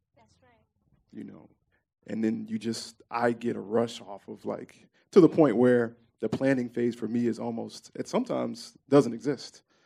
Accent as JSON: {"language": "English", "town": "Memphis", "region": "Tennessee", "country": "United States", "tie": "born or raised there", "said": "I grew up in Orange Mound uh, primarily."}